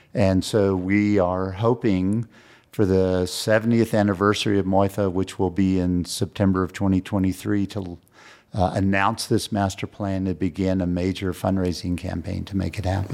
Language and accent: English; San Antonio, Texas, United States; now in Santa Fe, United States; I was raised in San Antonio, Texas